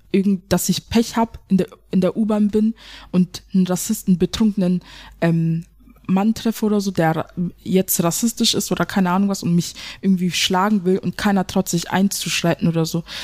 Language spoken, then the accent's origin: German; Germany; ich bin ja auch eine Deutsche. Ich habe einen deutschen Pass, ich bin ja auch eine Deutsche.